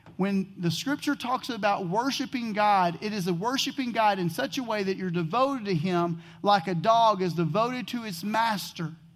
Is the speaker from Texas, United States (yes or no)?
yes; Texas, United States; I grew up in Texas, and being from Texas, I am a huge Dallas Cowboy fan